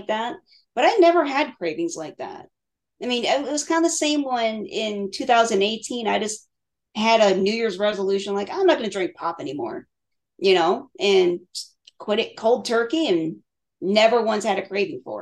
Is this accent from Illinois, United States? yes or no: yes; Crystal Lake, Illinois, United States; I grew up in Illinois